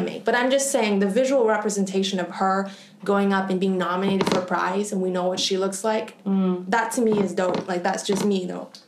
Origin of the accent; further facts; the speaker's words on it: Canada; in Canada, actually, where I'm from